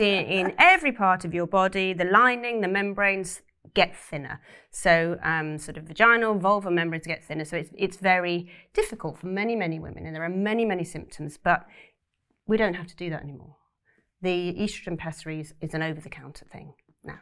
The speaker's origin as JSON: {"language": "English", "area": "Cornwall", "region": "South West England", "country": "United Kingdom", "tie": "born or raised there", "said": "I grew up in Cornwall"}